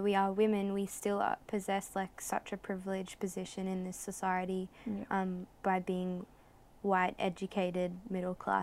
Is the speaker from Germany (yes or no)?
no; Australia; a proud Australian